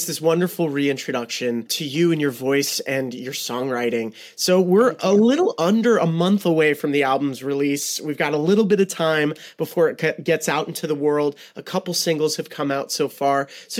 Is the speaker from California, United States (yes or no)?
yes; Los Angeles, California, United States; now in New York, United States; I'm also from Los Angeles originally. I live in New York now